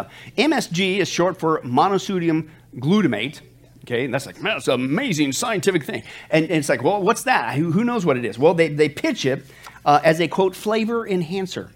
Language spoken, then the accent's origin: English; Kansas, United States; now in Las Vegas, United States; I grew up in the farm. I grew up in Kansas